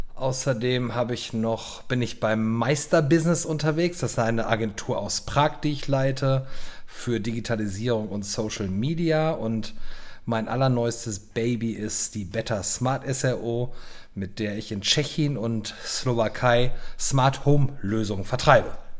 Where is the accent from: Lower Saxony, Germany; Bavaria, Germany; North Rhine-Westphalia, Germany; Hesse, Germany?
North Rhine-Westphalia, Germany; also born or lived in Miami / Munich / Berlin; now in Prague, Czech Republic; ich bin 49 Jahre alt, ich bin am Niederrhein aufgewachsen